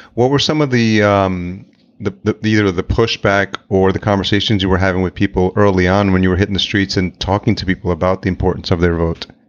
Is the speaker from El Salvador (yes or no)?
yes; El Salvador; moved away; I'm Hispanic. I was born in El Salvador